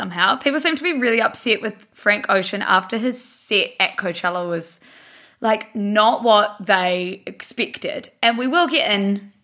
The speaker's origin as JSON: {"language": "English", "town": "Blenheim", "region": "Marlborough", "country": "New Zealand", "moved": "yes", "lives_now": "Auckland, New Zealand"}